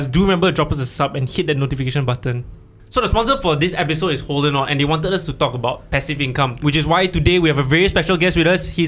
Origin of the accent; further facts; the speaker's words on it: Malaysia; moved away as an adult; also born or lived in Melbourne, Australia; now in Singapore; I'm Malaysian, correct. Yeah, I'm in Singapore in exchange.